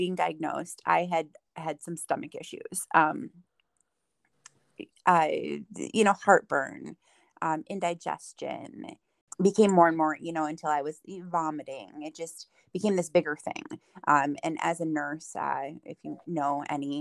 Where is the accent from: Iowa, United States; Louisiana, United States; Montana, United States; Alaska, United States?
Iowa, United States; Dubuque; moved away as an adult; now in Richland Center, United States; I was born and raised in Dubuque, Iowa.